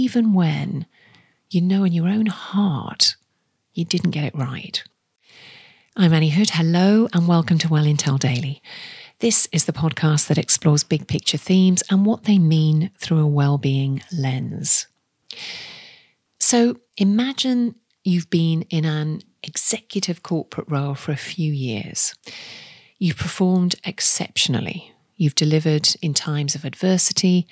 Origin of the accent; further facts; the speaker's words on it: the Northeast, North East England, United Kingdom; moved away; I'm from the Northeast myself, with family and friends still there